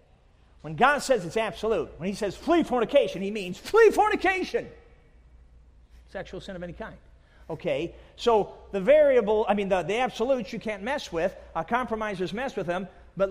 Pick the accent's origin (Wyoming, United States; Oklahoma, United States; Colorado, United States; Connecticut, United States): Colorado, United States; Durango; moved away; I was born down in Durango